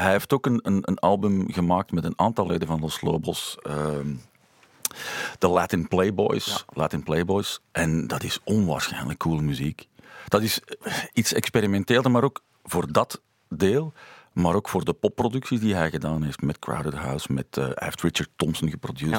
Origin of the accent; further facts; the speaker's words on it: Lier, Flanders, Belgium; We zijn samen opgegroeid in Lier